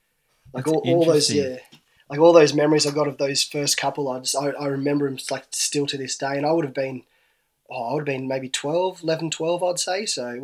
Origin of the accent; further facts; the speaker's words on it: Canberra, Australian Capital Territory, Australia; Born in Canberra, yeah, mate.